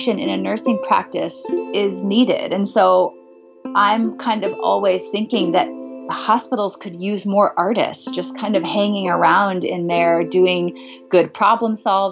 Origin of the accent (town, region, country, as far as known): Nebraska, United States; born or raised there; moved away as an adult; also born or lived in Binghamton, New York; now in Los Angeles, United States